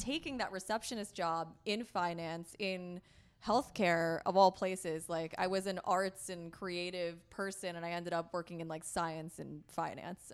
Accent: Connecticut, United States; moved away as an adult; also born or lived in upstate New York / New York City; now in San Diego, United States; I grew up in Connecticut, kind of along the shoreline in a very white, very conservative area

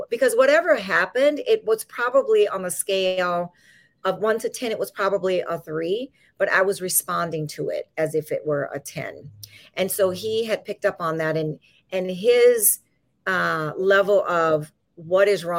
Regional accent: Louisiana, United States; now in California, United States; I'm originally from Louisiana.

